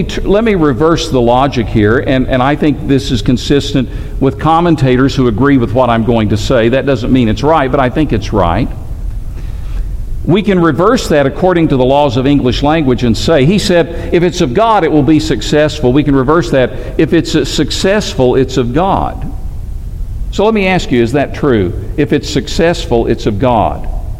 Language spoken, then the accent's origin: English; Alabama, United States; also born or lived in Tennessee; I'm from Alabama. Alabama and Auburn are two really big rivals. I happen to be a Tennessee fan myself. I grew up there.